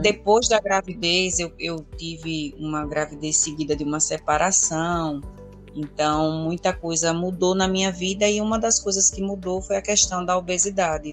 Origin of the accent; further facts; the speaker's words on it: Alagoas, Brazil; sou alagoana